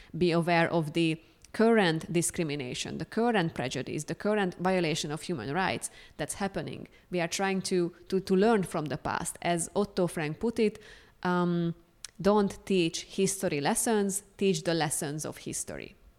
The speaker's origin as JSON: {"language": "English", "country": "Hungary", "also_born_or_lived": "Amsterdam, Netherlands", "moved": "as an adult", "lives_now": "Columbia, United States", "said": "I am originally from Hungary, but I was living in Amsterdam in the Netherlands for more than three years."}